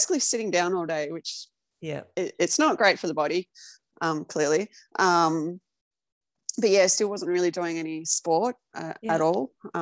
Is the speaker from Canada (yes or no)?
no; Melbourne, Victoria, Australia; Melbourne based, obviously. I've always grown up here.